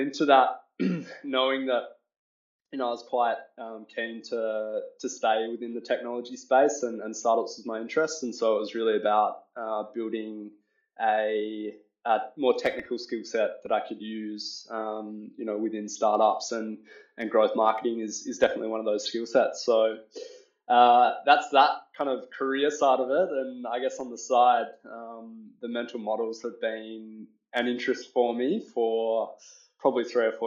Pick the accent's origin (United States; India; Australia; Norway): Australia; I'm Australian.